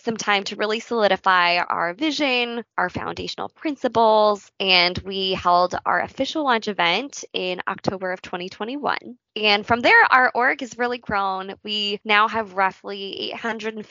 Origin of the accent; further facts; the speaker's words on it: San Diego, California, United States; moved away as an adult; now in Chicago, United States; I grew up in San Diego, California, but Chicago has been home to me, my husband, and more recently our dog